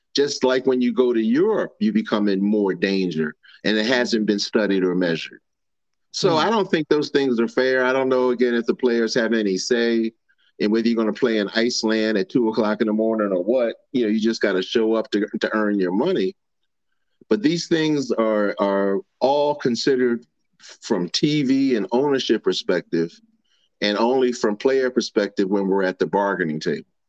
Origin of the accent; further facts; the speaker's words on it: Baltimore, Maryland, United States; I'm from Baltimore.